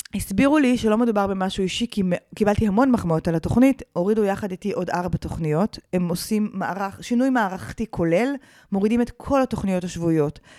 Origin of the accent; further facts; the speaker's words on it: Karmiel, Northern District, Israel; אני גדלתי בכרמיאל אה, של שנות ה-80